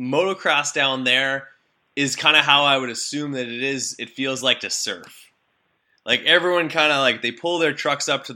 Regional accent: Canada; I'm a Canadian kid

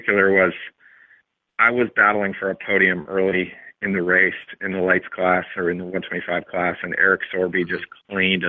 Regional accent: Albuquerque, New Mexico, United States; I'm from Albuquerque

